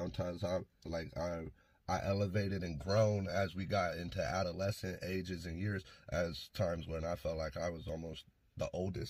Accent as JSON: {"language": "English", "town": "Aloha", "region": "Oregon", "country": "United States", "tie": "born or raised there", "also_born_or_lived": "Idaho / Forest Grove, Oregon", "said": "So Forest Grove when I was a kid, and then we moved to Aloha when I was like four."}